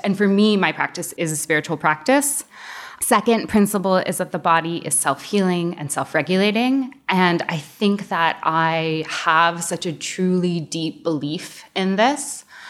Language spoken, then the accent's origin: English; United States; now in Canada; Growing up in the States